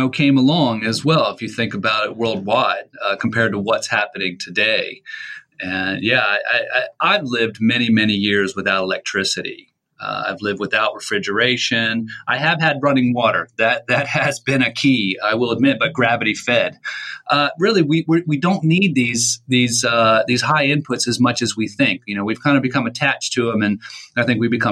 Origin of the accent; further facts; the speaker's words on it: the Midlands of England, United Kingdom; moved away; I grew up in the Midlands of England in the late 70s and early 80s